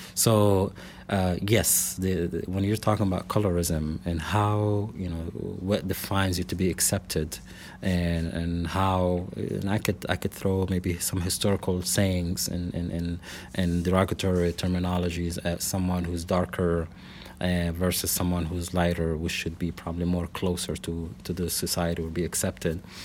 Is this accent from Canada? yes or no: no; Lebanon; moved away as an adult; also born or lived in Salt Lake City, Utah / Portland / Iowa; now in Springfield, Missouri, United States; I was born and raised in Lebanon. That is the country, not the town nearby here.